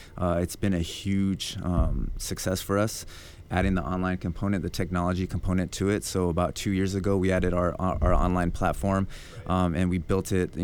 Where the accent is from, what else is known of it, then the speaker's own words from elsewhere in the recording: Albuquerque, New Mexico, United States; moved away as an adult; now in Atlanta, United States; I'm from Albuquerque, New Mexico, born and raised